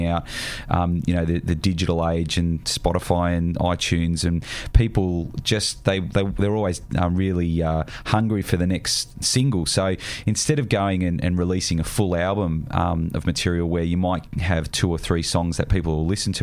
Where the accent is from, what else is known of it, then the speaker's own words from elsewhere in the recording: Tasmania, Australia; I grew up in Tassie